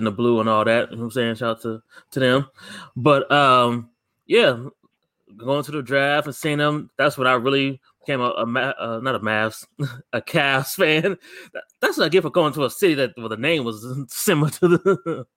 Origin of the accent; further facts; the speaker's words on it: Akron, Ohio, United States; my man LeBron James, my hometown hero, my hometown partner